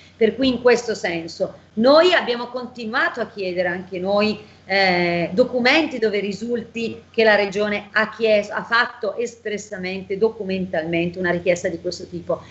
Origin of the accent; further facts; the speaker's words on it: Bergamo, Lombardy, Italy; io sono bergamasca, sono lombarda